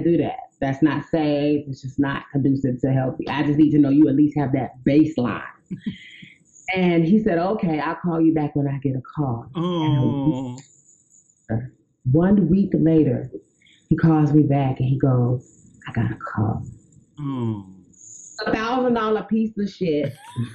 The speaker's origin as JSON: {"language": "English", "region": "South Carolina", "country": "United States", "tie": "born or raised there", "said": "I'm from South Carolina, and in my community, I immediately became, for lack of a better phrasing, the town sissy"}